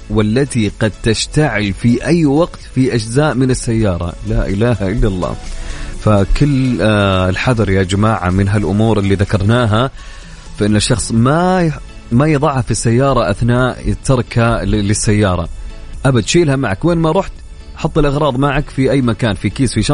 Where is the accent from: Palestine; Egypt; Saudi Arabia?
Saudi Arabia; والرياكشن اللي مسوينها بالراديو شيء نفتخر فيه كسعوديين